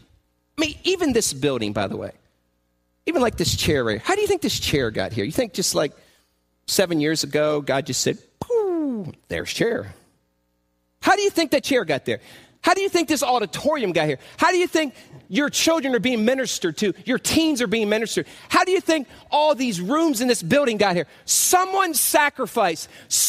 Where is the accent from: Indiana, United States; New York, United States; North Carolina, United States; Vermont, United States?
Indiana, United States; I'm from Indiana. I was in Chicago